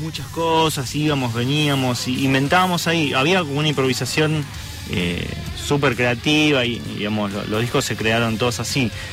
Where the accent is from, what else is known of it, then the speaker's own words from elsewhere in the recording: Argentina; somos de Argentina